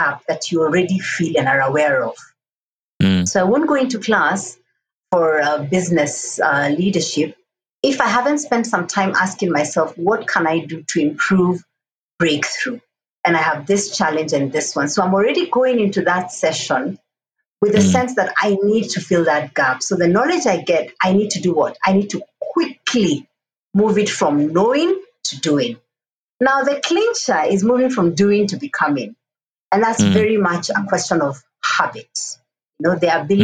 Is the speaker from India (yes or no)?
no; Kenya; And I'm a Kenyan, I'm an African woman, and a global citizen.